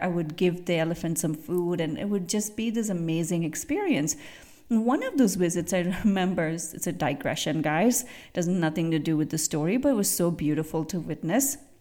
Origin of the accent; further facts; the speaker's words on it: India; moved away; I grew up in India, and I grew, I grew up seeing elephants